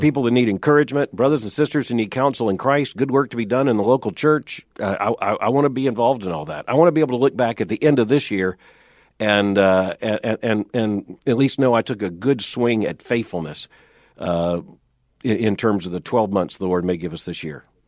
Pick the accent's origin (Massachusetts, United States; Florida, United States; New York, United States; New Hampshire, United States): Florida, United States; I grew up in Florida where worms is what we had.